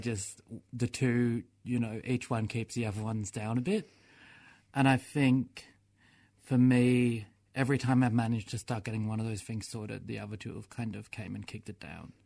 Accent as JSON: {"language": "English", "town": "Melbourne", "region": "Victoria", "country": "Australia", "tie": "born or raised there", "said": "I grew up in Fitzroy and Clifton Hill and, like, that's where I'm from"}